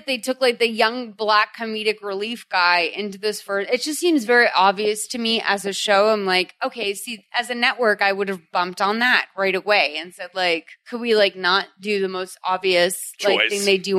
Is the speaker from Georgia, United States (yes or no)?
no; Boston, Massachusetts, United States; because I'm from Boston.